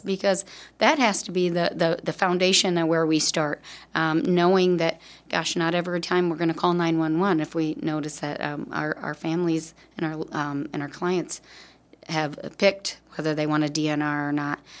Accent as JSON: {"language": "English", "town": "Davenport", "region": "Iowa", "country": "United States", "tie": "born or raised there", "said": "I'm indeed from Davenport, Iowa"}